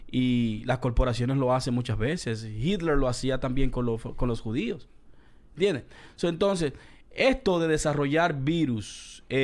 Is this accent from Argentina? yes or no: no; Dominican Republic; now in Queens, United States; yo no soy de Colombia, yo soy dominicano.